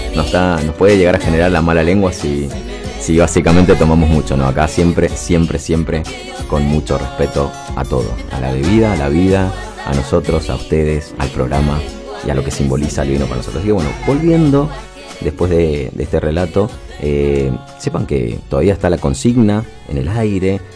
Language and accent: Spanish; Mendoza, Argentina; somos mendocinos